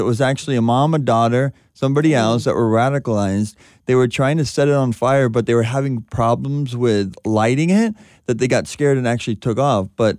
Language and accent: English; Southern California, United States; growing up in Southern California, you got to drive on these freeways all the time.